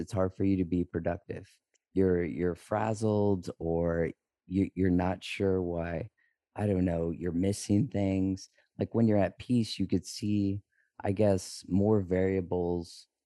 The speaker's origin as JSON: {"language": "English", "region": "Texas", "country": "United States", "moved": "yes", "lives_now": "St. Croix, U.S. Virgin Islands", "said": "I'm originally from Texas, but right now we're living in St. Croix."}